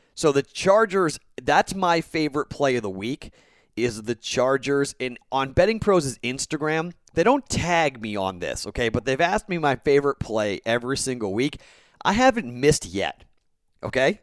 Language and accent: English; Boston, Massachusetts, United States; now in Las Vegas, United States; I'm the Bostonian